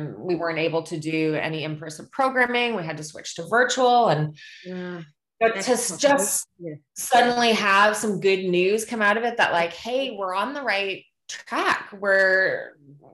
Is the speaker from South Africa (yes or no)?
no; Canada; as a Canadian